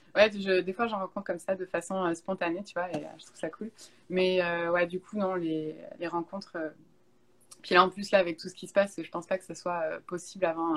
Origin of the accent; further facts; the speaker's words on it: Bordeaux, Nouvelle-Aquitaine, France; moved away as an adult; now in Montreal, Canada; en France, je viens de Bordeaux